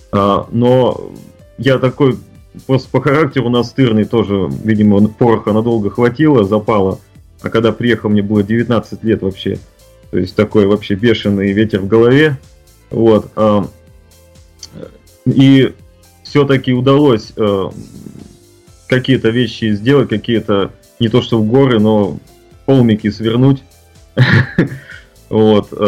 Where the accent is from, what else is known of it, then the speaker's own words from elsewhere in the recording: Russia; born there; moved away; как человек, который приехал из России, который нес вот это зерно, э, и то, что я э, горд тем, что я родился в России